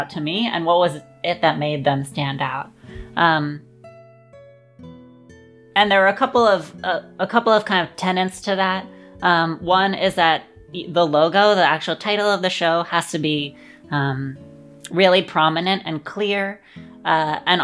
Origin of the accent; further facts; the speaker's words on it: Los Angeles, California, United States; I grew up in Los Angeles